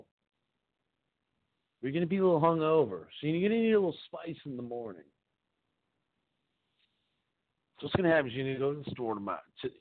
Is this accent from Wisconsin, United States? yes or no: yes; Appleton, Wisconsin, United States; grew up in Appleton, right up the street